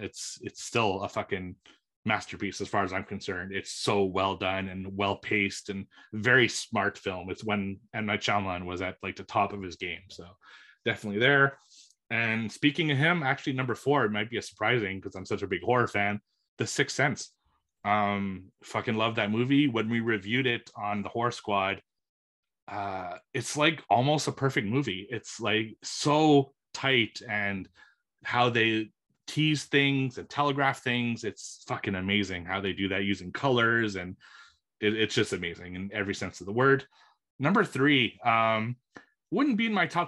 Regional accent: Montreal, Quebec, Canada; my hometown in Montreal

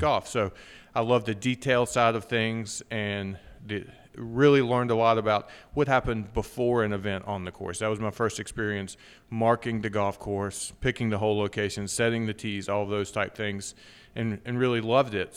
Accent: Wytheville, Virginia, United States; also born or lived in Danville, Virginia; I was born in Danville, Virginia, lived there till I was seven, and then moved over to Withville, which is where, uh, I lived until I went off to college

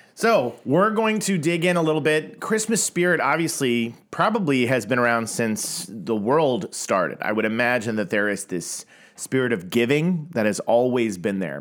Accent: Tulsa, Oklahoma, United States; I grew up in Tulsa, Oklahoma

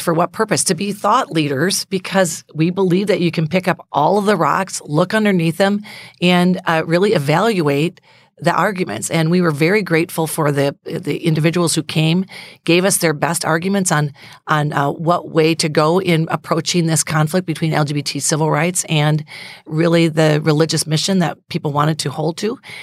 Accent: United States; I'm so proud to be an American.

